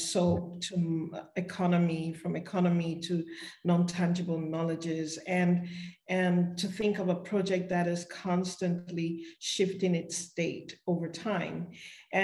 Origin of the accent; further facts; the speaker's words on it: Uyo, Akwa Ibom, Nigeria; my village, in my hometown, in Uyo and in Akwa Ibom state in Nigeria